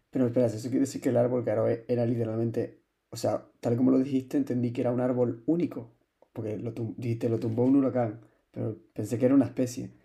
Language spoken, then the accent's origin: Spanish; Canary Islands, Spain; como biólogo y como canario